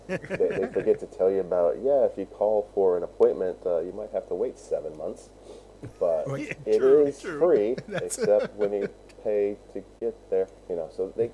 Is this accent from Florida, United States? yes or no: yes; South Florida and Georgia, United States; moved away as an adult; also born or lived in Fort Lauderdale, United States; now in Sweden; I grew up in South Florida and Georgia.